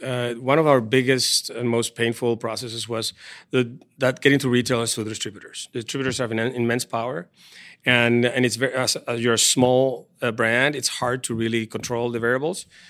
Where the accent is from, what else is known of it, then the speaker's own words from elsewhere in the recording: Venezuela; moved away as an adult; also born or lived in Paris; now in San Diego, United States; I'm from Venezuela